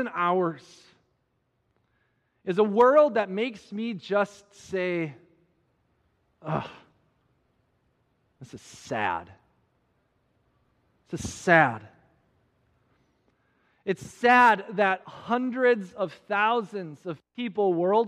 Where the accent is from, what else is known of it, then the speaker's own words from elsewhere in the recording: Minneapolis, Minnesota, United States; my hometown in the Twin Cities of Minnesota